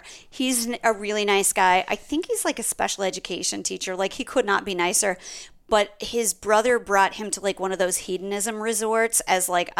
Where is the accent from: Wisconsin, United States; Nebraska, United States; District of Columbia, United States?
Nebraska, United States; We're from Nebraska.